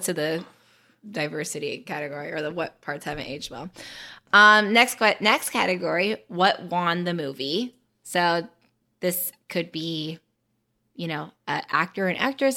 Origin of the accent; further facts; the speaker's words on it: North Carolina, United States; I am from North Carolina in the United States of America.